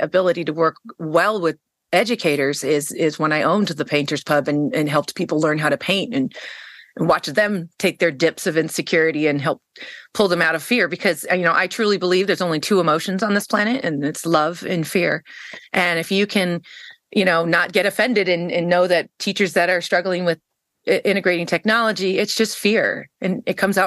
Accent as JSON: {"language": "English", "region": "East Coast", "country": "United States", "also_born_or_lived": "Kansas City, Missouri / St. Louis, Missouri", "moved": "as an adult", "said": "I finally ended up back on the East Coast where I'm originally from"}